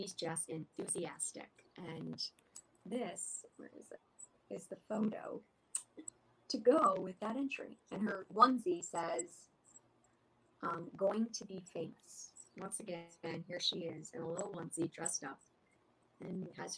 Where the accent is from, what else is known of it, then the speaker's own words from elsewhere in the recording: Illinois, United States; my home state here in Illinois, where I still live